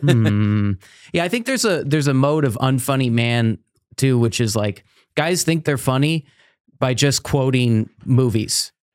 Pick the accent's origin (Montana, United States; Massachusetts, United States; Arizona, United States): Arizona, United States; Yuma; I grew up in Yuma, Arizona, right on the Mexican border